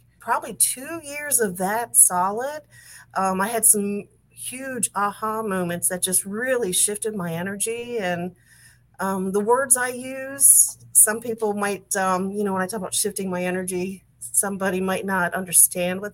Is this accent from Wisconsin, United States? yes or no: no; Maryland, United States; also born or lived in West Virginia; I was born and raised in Maryland, outside of Washington, D.C.